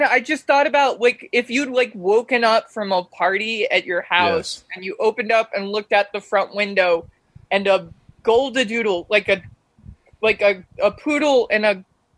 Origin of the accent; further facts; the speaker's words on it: East Coast, United States; I think of growing up on the East Coast, my friend's grandmother, if he like tried to say something, she was like, oh, you're playing dumb, or oh, you're getting smart with me.